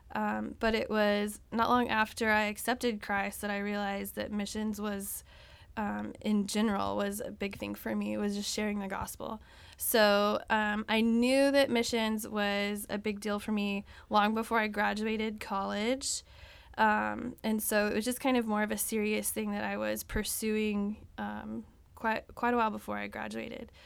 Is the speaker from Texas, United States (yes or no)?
yes; Texas, United States; I'm from Texas.